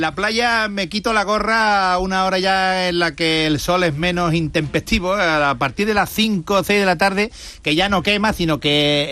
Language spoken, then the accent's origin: Spanish; Lepe, Andalusia, Spain; Yo soy de Lepe